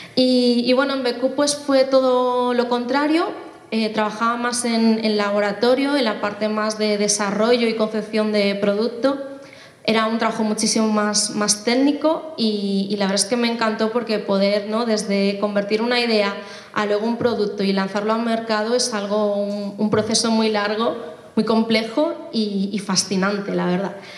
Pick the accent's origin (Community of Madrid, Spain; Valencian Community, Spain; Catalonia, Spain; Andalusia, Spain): Community of Madrid, Spain; Móstoles; soy española, de Móstoles en concreto, eh, aunque mis padres son de origen asiático